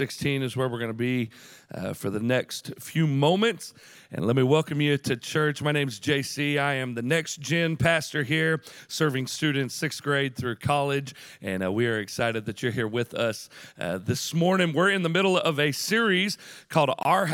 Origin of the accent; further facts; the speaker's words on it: Chattanooga, Tennessee, United States; we grew up on the University of Tennessee at Chattanooga's campus, right there on Vine Street. I grew up next to the Kappa Sig House